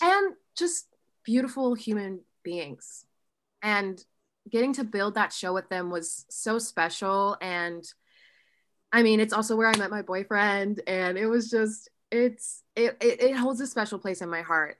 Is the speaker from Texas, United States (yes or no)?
no; Oxford, Ohio, United States; also born or lived in Columbus, Ohio; So I'm from a small town called Oxford, Ohio